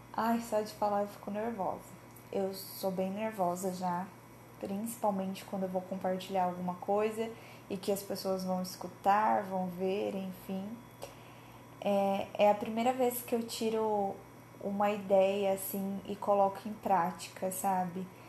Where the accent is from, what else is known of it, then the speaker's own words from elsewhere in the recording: Cianorte, Paraná, Brazil; now in Maringá, Brazil; Eu sou de Cianorte, no interior do Paraná, é minha cidade natal, porém, desde 2018 eu me mudei para Maringá, que também é no Paraná